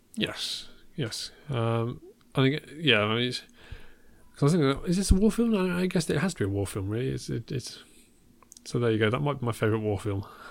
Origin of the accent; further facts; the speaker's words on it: Worcestershire, West Midlands, United Kingdom; near where I grew up